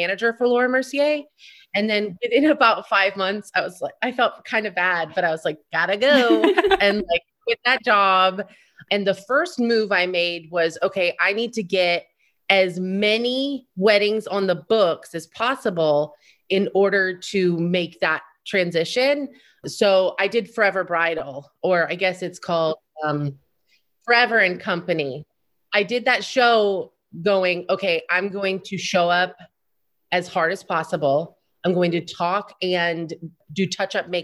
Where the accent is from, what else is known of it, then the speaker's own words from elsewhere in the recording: Florida, United States; moved away; also born or lived in New York City; I grew up in Florida